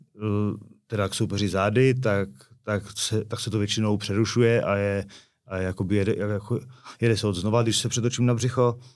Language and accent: Czech; Karviná, Moravian-Silesian Region, Czechia; moved away as an adult; now in Prague, Czech Republic; Jsme z Karviného Borova